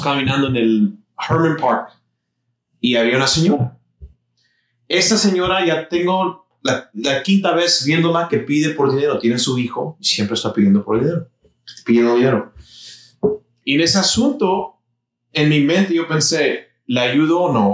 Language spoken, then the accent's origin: Spanish; Mexico; now in Houston, United States; Yo soy mexicano